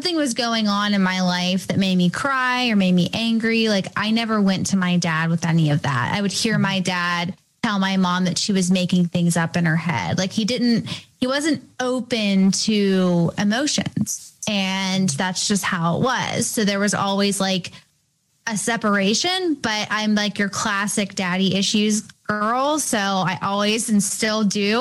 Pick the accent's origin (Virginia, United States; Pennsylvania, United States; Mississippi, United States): Pennsylvania, United States; Canonsburg; also born or lived in Bridgeville, Pennsylvania; I'm born and raised near Pittsburgh. I grew up in another smaller town, Canonsburg, Pennsylvania